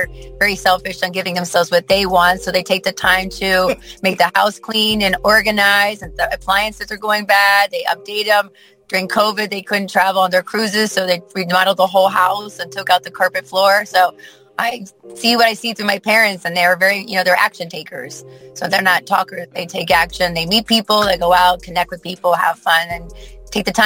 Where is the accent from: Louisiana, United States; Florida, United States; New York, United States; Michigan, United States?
Florida, United States; Plantation; I'm originally from Plantation, Florida.